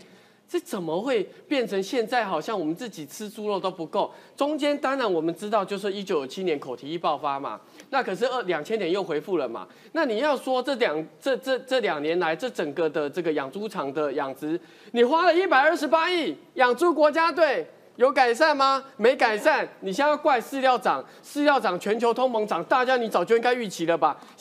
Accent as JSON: {"language": "Chinese", "country": "Taiwan", "said": "我我我唔中共同，我我台我是台湾人，"}